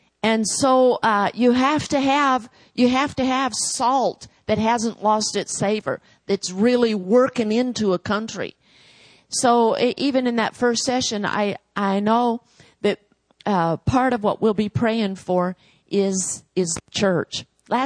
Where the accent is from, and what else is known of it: United States; moved away